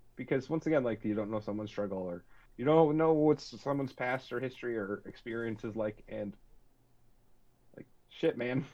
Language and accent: English; northern Wisconsin, United States; we grew up north in Wisconsin.